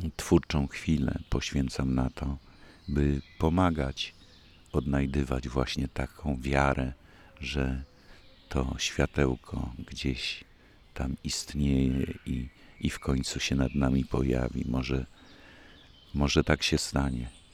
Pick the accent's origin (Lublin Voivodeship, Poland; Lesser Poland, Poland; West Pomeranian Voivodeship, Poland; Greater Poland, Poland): West Pomeranian Voivodeship, Poland; Koszalin; moved away; z Koszalina nigdy nie wyjechałem i ciągle idę z ulicy Trauguta do przedszkola, które mieści się właśnie naprzeciwko rozgłośni Polskiego Radia Koszalińskiej